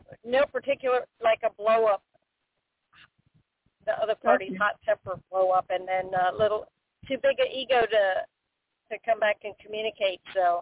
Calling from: Florida, United States; Cindy, I'm calling from Florida.

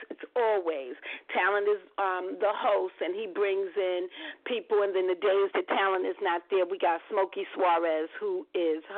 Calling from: Bronx, New York, United States; I'm calling from the Bronx.

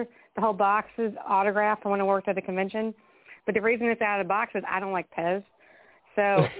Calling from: Kentucky, United States; I'm calling from Kentucky.

